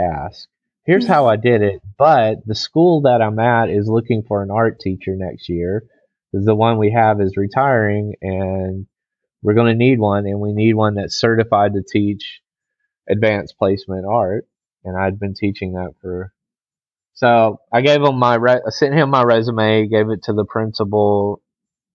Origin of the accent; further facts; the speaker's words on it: Texas, United States; moved away as an adult; now in China; I'm originally from Texas